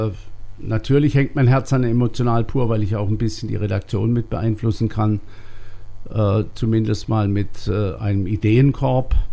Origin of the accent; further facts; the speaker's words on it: Waldkirch, Baden-Württemberg, Germany; now in Rust, Germany; Ich bin ja in Waldkirch aufgewachsen und hätte mir nie vorstellen wollen, dass ich mal in Rust mein ganzes Leben verbringe, auch dort lebe, wohne, die Kinder dort zur Schule gehen.